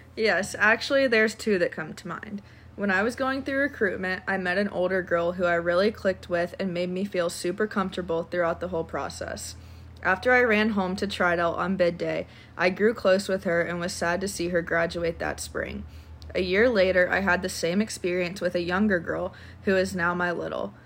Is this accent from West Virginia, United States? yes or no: no; Lexington, Kentucky, United States; I'm from Lexington, Kentucky